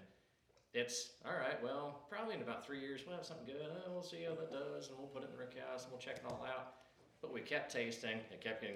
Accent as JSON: {"language": "English", "region": "West Coast", "country": "United States", "also_born_or_lived": "Los Angeles", "moved": "as an adult", "lives_now": "Weston, United States", "said": "I'm actually from the West Coast"}